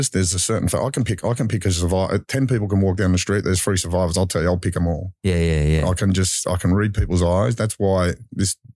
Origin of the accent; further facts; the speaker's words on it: Mount Druitt, New South Wales, Australia; I grew up Mount Druitt